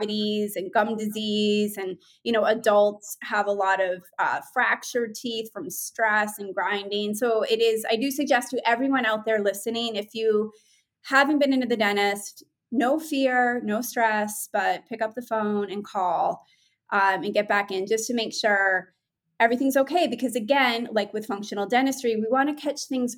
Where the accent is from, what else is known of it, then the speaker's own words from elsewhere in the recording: New England, United States; I grew up in New England and I was always an art kid